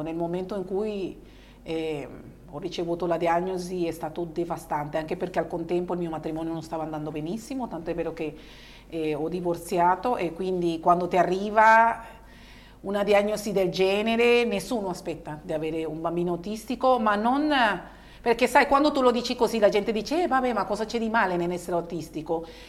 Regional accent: Venezuela; born or raised there; now in Italy

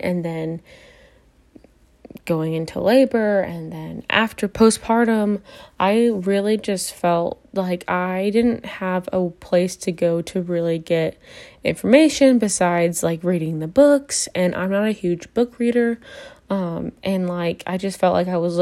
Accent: Sullivan, Illinois, United States; I am from Sullivan, Illinois

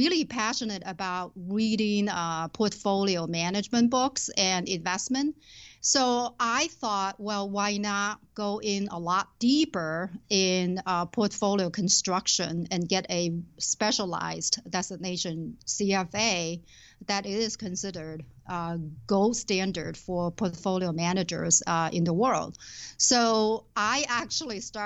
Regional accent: Shenzhen, Guangdong, China; moved away as an adult; now in Twin Cities, United States; I was born and raised in southern China. When I was 20 years old, I left my hometown, Shenzhen, to come to this country

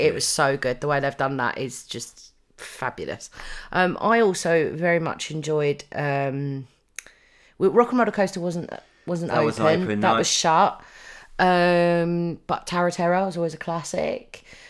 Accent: United Kingdom; That's probably because we live here and we are British.

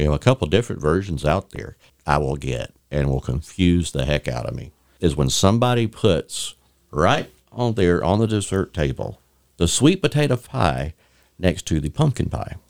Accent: Bay County, Florida, United States; I'm from Bay County

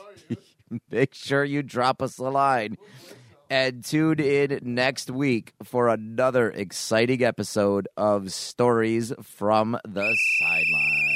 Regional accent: Niagara Falls, New York, United States; I grew up in Niagara Falls.

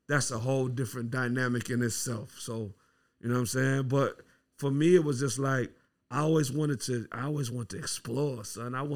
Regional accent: Milwaukee, Wisconsin, United States; also born or lived in Iowa; Originally, I'm from the Midwest. I was born in Milwaukee, Wisconsin. Uh, went to school in Des Moines, Iowa.

